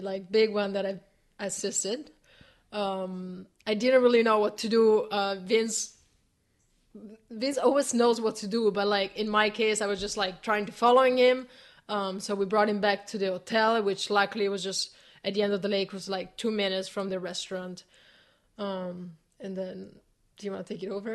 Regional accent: Italy; moved away; it's my hometown

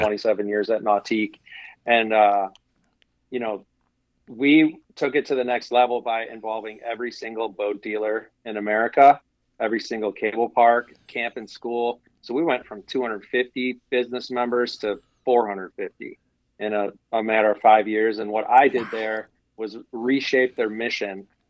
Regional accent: Wisconsin, United States; I grew up in Wisconsin

